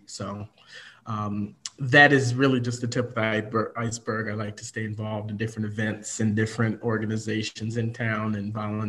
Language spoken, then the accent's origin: English; Chicago, Illinois, United States; also born or lived in Evanston, Illinois / Oak Park, Illinois; I was born in Evanston, Illinois, and now reside in Oak Park, Illinois. Grew up mostly in and around Chicago area.